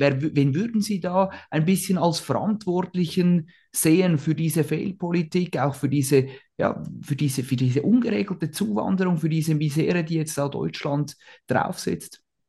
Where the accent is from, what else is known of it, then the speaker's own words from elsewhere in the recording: Switzerland; als Schweizer